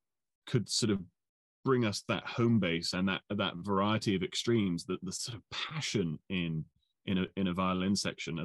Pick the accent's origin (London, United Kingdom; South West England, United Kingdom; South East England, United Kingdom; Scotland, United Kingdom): South West England, United Kingdom; Bristol; I grew up in Bristol in the southwest of England